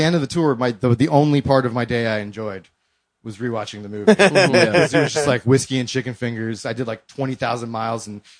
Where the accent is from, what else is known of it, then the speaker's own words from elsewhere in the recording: Columbus, Ohio, United States; moved away as an adult; also born or lived in New York; We're both from Columbus.